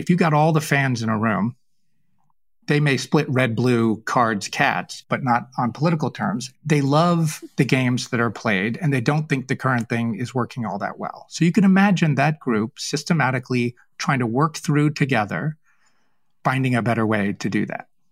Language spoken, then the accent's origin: English; New England, United States; I was raised in New England